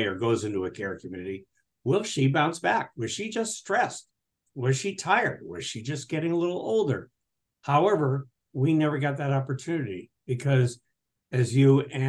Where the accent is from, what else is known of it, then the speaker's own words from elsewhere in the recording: New England, United States; now in Portland, United States; So I'm originally from New England. I'm out in Portland, Oregon.